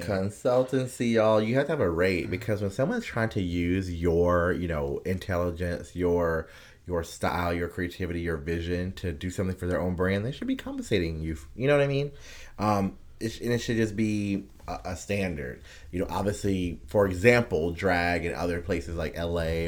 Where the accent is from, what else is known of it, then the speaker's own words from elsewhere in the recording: United States; as an American